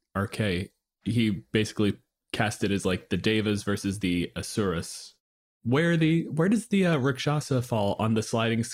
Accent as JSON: {"language": "English", "country": "Canada"}